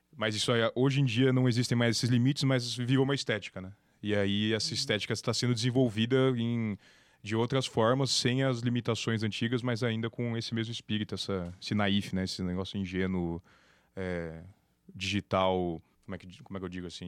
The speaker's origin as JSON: {"language": "Portuguese", "town": "Campinas", "region": "São Paulo", "country": "Brazil", "tie": "born or raised there", "also_born_or_lived": "São Carlos", "said": "em Campinas, que é minha cidade natal"}